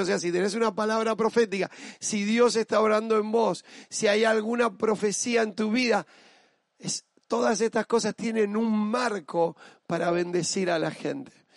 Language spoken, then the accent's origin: Spanish; Argentina; Yo soy argentina, yo no solo me siento argentino, soy parte de mi país